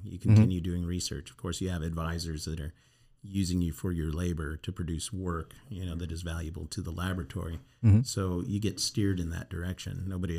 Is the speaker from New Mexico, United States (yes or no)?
yes; Albuquerque, New Mexico, United States; Or no, I grew up in New Mexico, Albuquerque, in a rural area, not downtown.